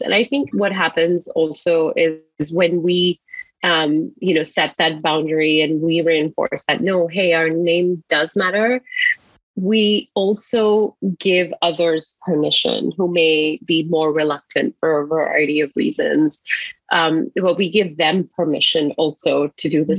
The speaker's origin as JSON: {"language": "English", "country": "Singapore", "moved": "yes", "lives_now": "Seattle, United States", "said": "I'm originally from Singapore"}